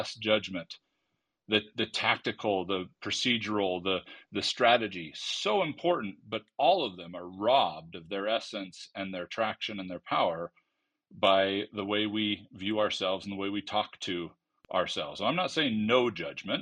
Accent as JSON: {"language": "English", "region": "California", "country": "United States", "said": "I'm from California"}